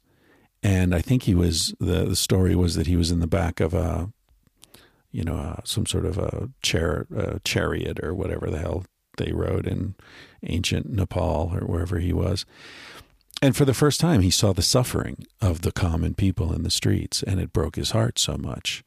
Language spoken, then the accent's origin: English; United States; moved away; I grew up in America